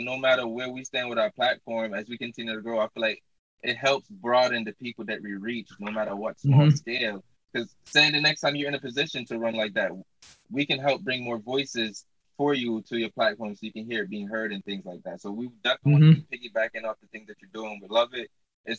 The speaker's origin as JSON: {"language": "English", "country": "Jamaica", "moved": "yes", "said": "And plus, when I came up here from Jamaica, I got subjugated to a lot of shots already."}